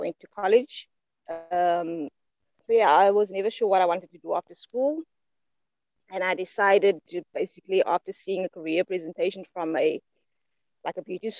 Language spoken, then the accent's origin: English; Grabouw, Western Cape, South Africa; I was born and raised in the Western Cape, which used to be the Western province of South Africa, in a small apple farming town called Crabow, Elgin